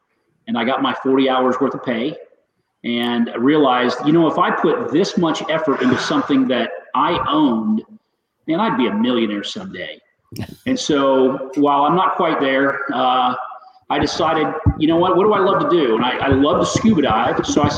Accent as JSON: {"language": "English", "town": "San Antonio", "region": "Texas", "country": "United States", "tie": "born there", "also_born_or_lived": "Spain", "said": "Well, so I was born in San Antonio, Texas, and my father was in the Air Force."}